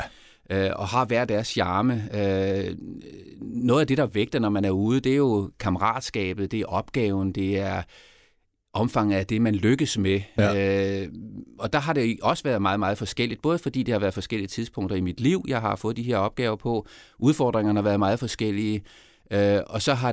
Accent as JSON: {"language": "Danish", "country": "Denmark", "tie": "born or raised there", "also_born_or_lived": "Côte d'Ivoire", "said": "fordi øh, jeg kom til Elfmenskysten jo med min opvækst i Danmark"}